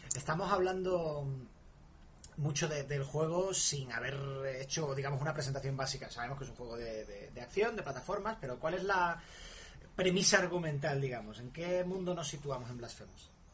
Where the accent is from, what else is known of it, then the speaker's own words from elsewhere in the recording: Málaga, Andalusia, Spain; yo soy malagueño